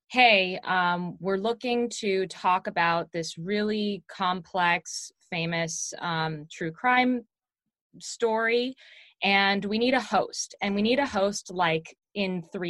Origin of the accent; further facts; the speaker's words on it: Seattle, Washington, United States; I grew up in Seattle